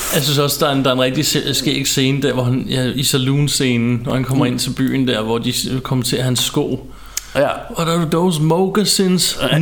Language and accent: Danish; Ballerup, Capital Region of Denmark, Denmark; jeg voksede op ude i Ballerup